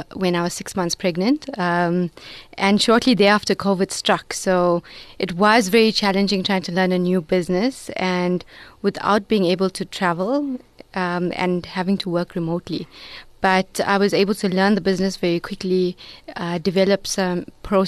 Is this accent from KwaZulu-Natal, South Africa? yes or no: yes; Durban, KwaZulu-Natal, South Africa; I'm a Durban girl from Reservoir Hills